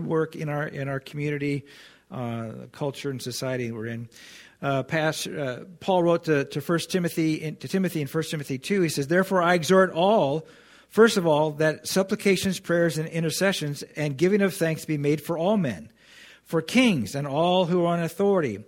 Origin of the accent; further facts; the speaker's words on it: United States; we're Christians in America